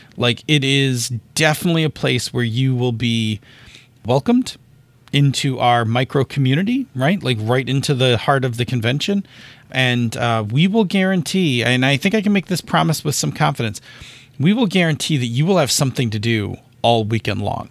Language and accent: English; Buffalo, New York, United States; I am from Buffalo